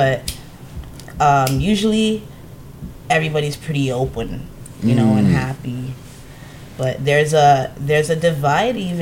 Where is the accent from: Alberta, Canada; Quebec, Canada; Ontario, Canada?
Ontario, Canada; Toronto; also born or lived in Pickering; I was in Scarborough, then I went to Pickering on some disciplinary shit, and then I came back to Scarborough still